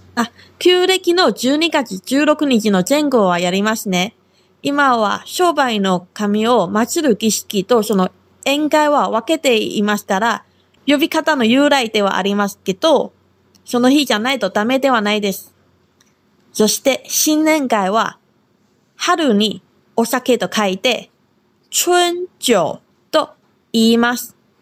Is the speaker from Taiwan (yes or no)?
yes; Taiwan; now in Okinawa, Japan; 私は台湾出身で中国語担当